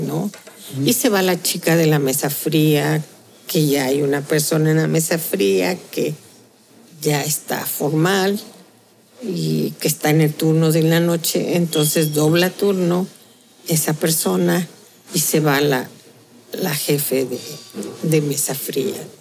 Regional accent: Tehuantepec, Oaxaca, Mexico; la otra de mi tierra, es tehuana

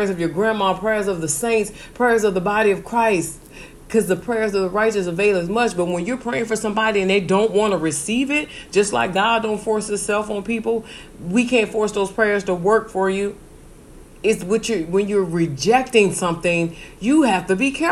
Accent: Benton Harbor, Michigan, United States; moved away; I'm from Benton Harbor, Michigan. That's a small town

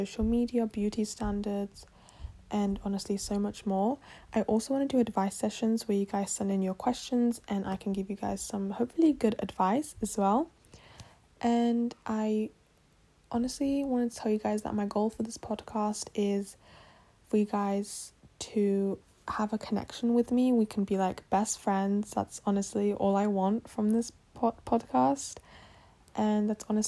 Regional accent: England, United Kingdom; accent: British; I'm born and raised in England, and I am originally from Poland

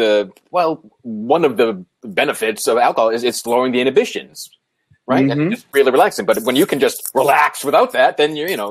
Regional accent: New England, United States; I'm from New England.

